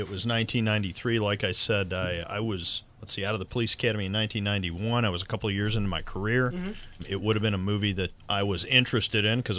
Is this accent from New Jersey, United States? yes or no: no; Cleveland, Ohio, United States; I'm from Cleveland.